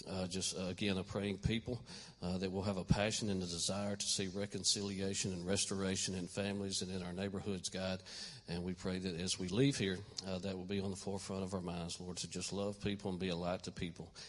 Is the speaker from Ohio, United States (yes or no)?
no; Elmont, New York, United States; I mean, I'm from Elmont. I don't know how many people in Elmont are wearing skinny jeans now